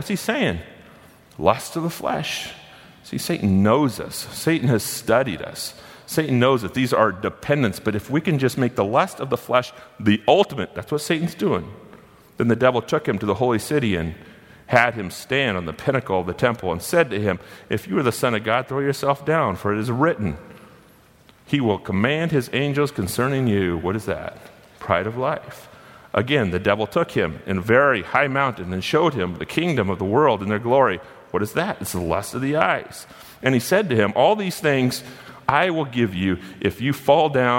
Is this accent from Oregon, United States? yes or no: yes; Gold Beach, Oregon, United States; I was born and raised in Gold Beach, Oregon